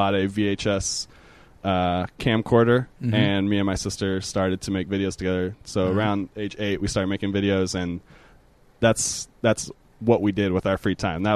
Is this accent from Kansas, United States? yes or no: no; Minnesota, United States; moved away as an adult; now in Los Angeles, United States; I grew up in Minnesota